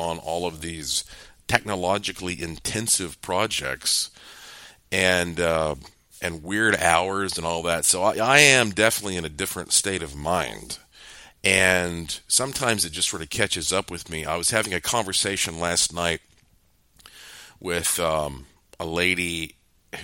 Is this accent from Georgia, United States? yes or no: no; Asheville, North Carolina, United States; born and raised in Asheville, North Carolina, and I lived most of my life right down the road from Billy Graham